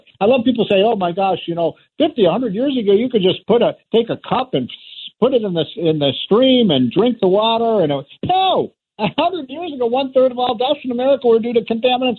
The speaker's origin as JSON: {"language": "English", "town": "Chicago", "region": "Illinois", "country": "United States", "tie": "born or raised there", "said": "my hometown of Chicago"}